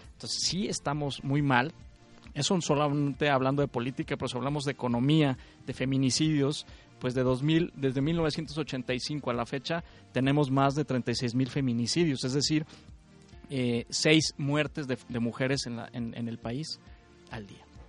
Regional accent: Coahuila, Mexico; yo soy coahuilense

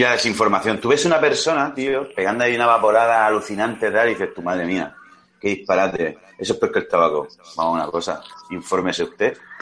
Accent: Spain

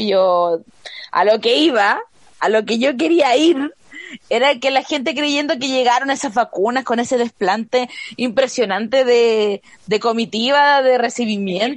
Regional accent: Chile; yo soy chilena

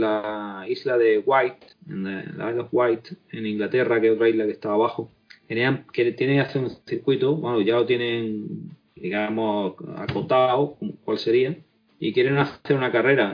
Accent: Spain; Yo sigo siendo, sigo siendo español más que nadie

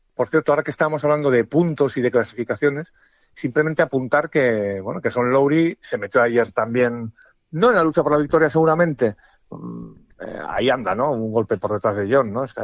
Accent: Spain; soy un periodista español

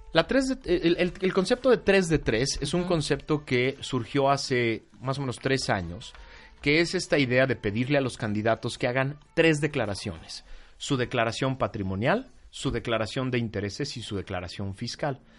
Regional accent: Mexico City, Mexico; como chilango

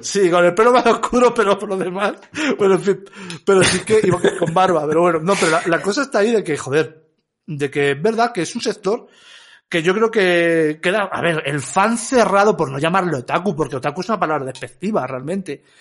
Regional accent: Leganés, Community of Madrid, Spain; yo soy de Leganés

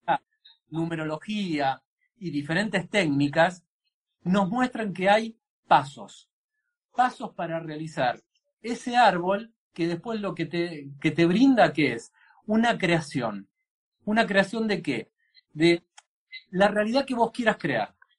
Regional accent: Argentina; en nuestra cultura

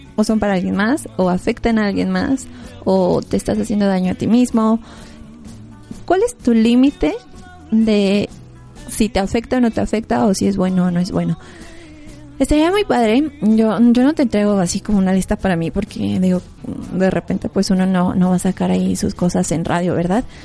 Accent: Mexico; Como mexicanos realmente es parte de nuestra historia

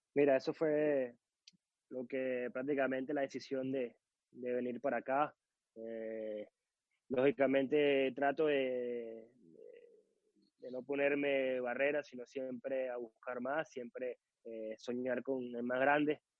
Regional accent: Caracas, Capital District, Venezuela; Soy de Caracas, nací en la ciudad de Caracas

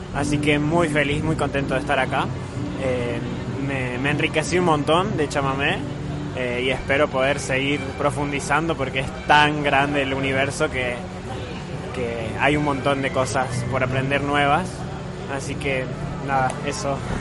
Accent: La Falda, Córdoba, Argentina; soy de Córdoba, de La Falda

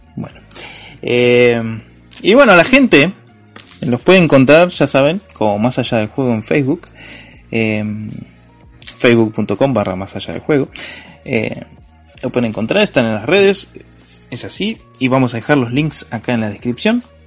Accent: Argentina; somos argentinos

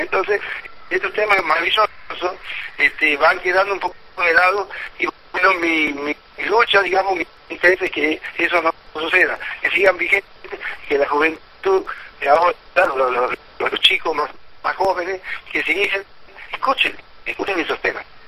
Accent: Santiago del Estero, Argentina; yo soy nacido frente a Caguil en Santiago y tuve la suerte de con mi papá, se trasladó a un barrio que se llama el barrio Jorge Newbery

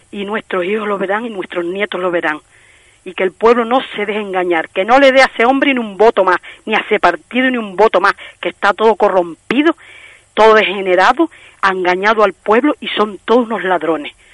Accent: Canary Islands, Spain; Nosotros somos canarios.

